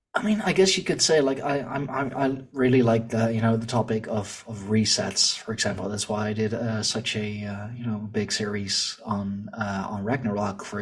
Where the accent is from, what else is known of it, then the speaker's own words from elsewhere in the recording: Leiden, South Holland, Netherlands; here in my, uh, in my hometown, um, our university, um, like they, they have a, a big history department, big history study, and we have the Museum of uh, Naturalis here